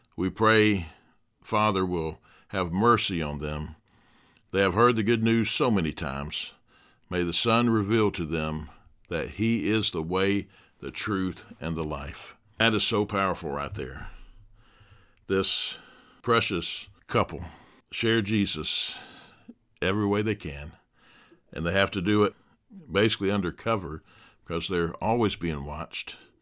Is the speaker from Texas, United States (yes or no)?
no; Dothan, Alabama, United States; my hometown here in Dothan, Alabama